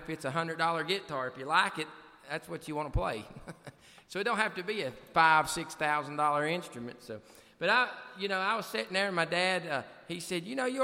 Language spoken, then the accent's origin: English; Galax, Virginia, United States; I come from a little town called Galax